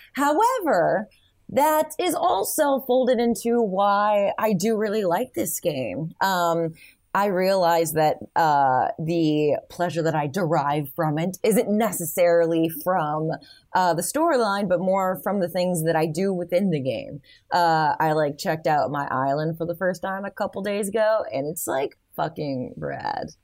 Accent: Michigan, United States; I grew up in Michigan

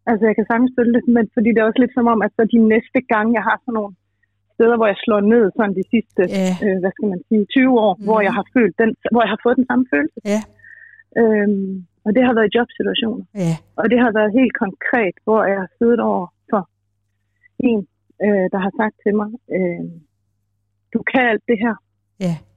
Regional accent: Aarhus, Central Denmark Region, Denmark; moved away; also born or lived in Copenhagen; Jeg kommer fra Aarhus

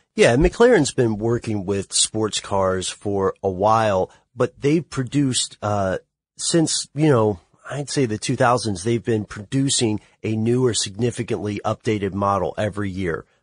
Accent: Tennessee, United States; I'm from Tennessee

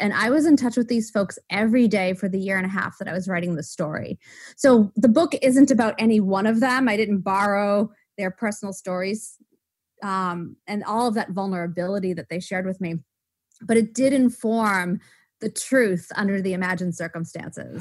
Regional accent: Waltham, Massachusetts, United States; I was born in Waltham, Massachusetts

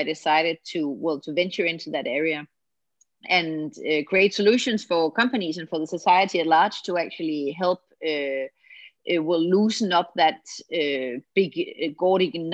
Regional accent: Denmark; from Denmark. I live in Copenhagen in Denmark

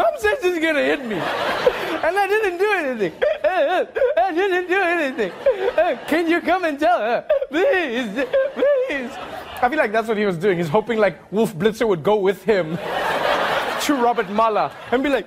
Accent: South Africa; growing up in South Africa

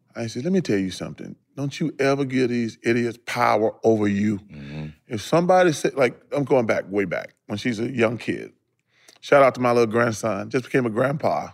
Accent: Leeds, Alabama, United States; moved away; my hometown only got a couple thousand people. Mm-hmm. I'm from mm-hmm. Leeds, Alabama

